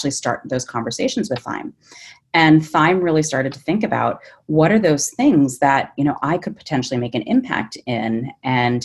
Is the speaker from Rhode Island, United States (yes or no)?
yes; Rhode Island, United States; moved away as an adult; also born or lived in upstate New York / New York; I am a Rhode Islander. I grew up in Rhode Island